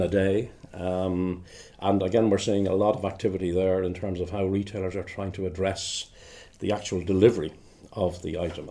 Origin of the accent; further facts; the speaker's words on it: Dublin, Leinster, Ireland; moved away as an adult; now in Glasgow, United Kingdom; I'm originally from Dublin in the Republic of Ireland